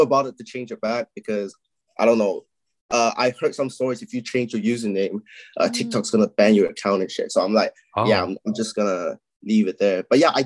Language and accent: English; Malaysia; moved away as an adult; now in United Kingdom; I'm from Malaysia. I lived in Malaysia like almost all my life until I came here when I was like 18 or something.